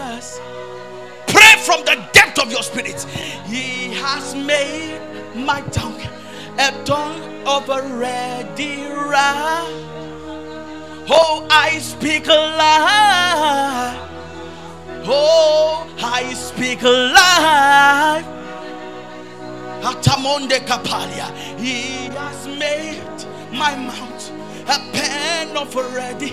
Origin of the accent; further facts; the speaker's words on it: Akure, Ondo, Nigeria; I came from Akure